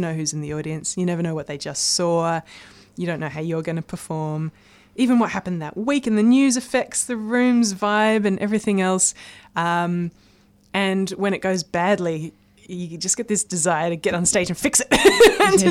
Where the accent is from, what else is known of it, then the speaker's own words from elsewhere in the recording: Blue Mountains, near Sydney, New South Wales, Australia; now in Melbourne, Australia; I grew up in the Blue Mountains, which is near um, Sydney, and it's just a stunning part of the world.